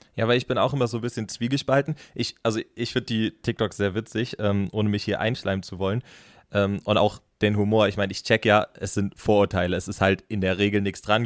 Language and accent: German; Rhineland-Palatinate, Germany; ich komme halb aus Rheinland-Pfalz und halb aus dem Saarland. Also meine Mutter ist im Saarland geboren